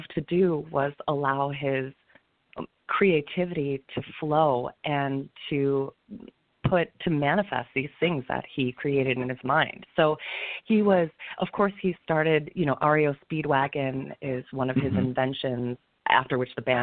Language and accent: English; East Lansing, Michigan, United States; now in New York, United States; I was born and raised in East Lansing, Michigan.